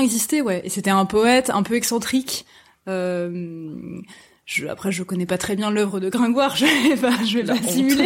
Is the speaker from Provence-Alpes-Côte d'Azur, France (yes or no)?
no; small town near Nantes, Pays de la Loire, France; moved away as an adult; now in Paris, France; je viens je viens de l'ouest de la France, une petite ville qui s'appelle Rosé qui est pas loin de Nantes et je avant d'arriver à Paris à 18 ans